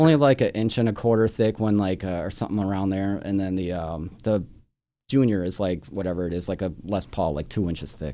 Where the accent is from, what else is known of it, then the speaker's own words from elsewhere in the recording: Chicago, Illinois, United States; I grew up here in Chicago, like up on the northwest side in, in Edison Park, Norwood Park, Jefferson Park kinda area